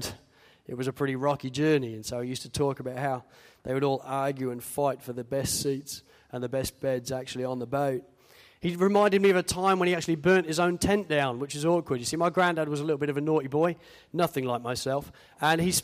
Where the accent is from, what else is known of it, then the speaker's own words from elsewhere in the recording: United Kingdom; moved away as an adult; now in Australia; being British